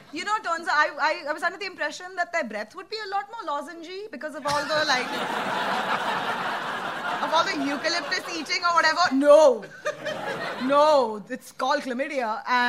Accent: India; As an Indian

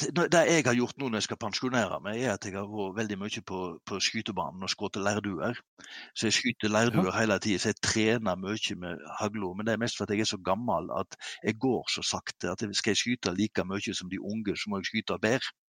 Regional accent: Kvam, Vestland, Norway; hjemme i Kvam, Hardanger

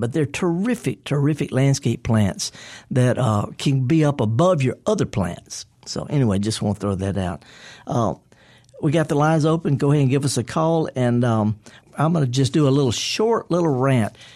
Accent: Mississippi Delta, United States; I'm from the Delta

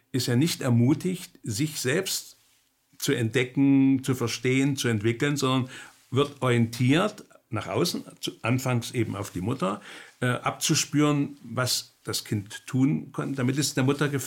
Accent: East Germany, Germany; Dann bin ich in der DDR aufgewachsen, habe wieder die Erfahrung gemacht

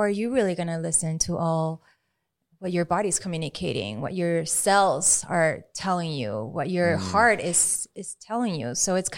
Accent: Maracaibo, Zulia, Venezuela; English is a second language; In Venezuela. {S2} Okay. {S1} Yeah, Maracaibo.

